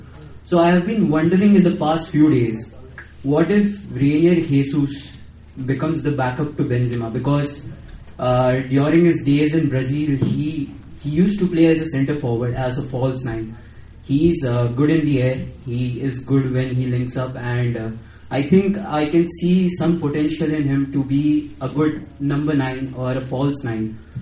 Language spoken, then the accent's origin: English; Mumbai, Maharashtra, India